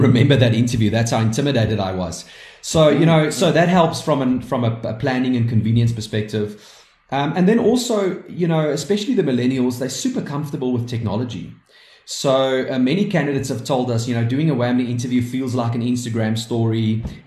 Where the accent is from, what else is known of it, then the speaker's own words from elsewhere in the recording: South Africa; we are proudly South African and we are very proud to be proudly South African